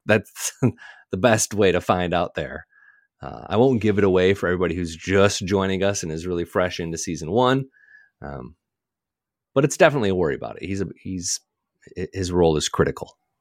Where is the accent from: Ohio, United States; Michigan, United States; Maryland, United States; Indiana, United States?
Michigan, United States; I grew up in Michigan